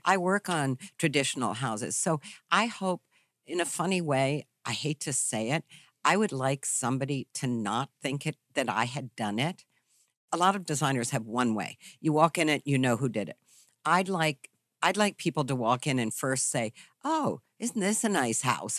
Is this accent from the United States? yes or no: yes; Charlottesville, Virginia, United States; I grew up in Virginia, in Charlottesville, Virginia